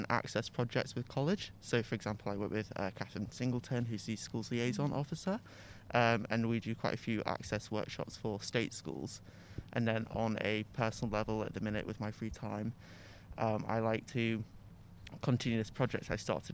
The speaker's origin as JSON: {"language": "English", "town": "Southport", "region": "North West England", "country": "United Kingdom", "said": "I'm from Southport, which is a town near Liverpool"}